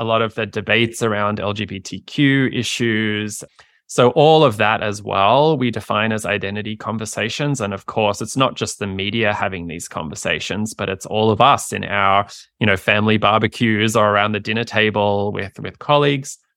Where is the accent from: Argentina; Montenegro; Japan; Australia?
Australia; moved away as an adult; now in United States; I practiced in my home country, Australia